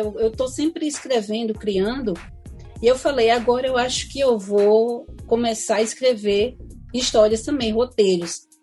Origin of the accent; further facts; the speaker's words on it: Brazil; a gente é brasileira mesmo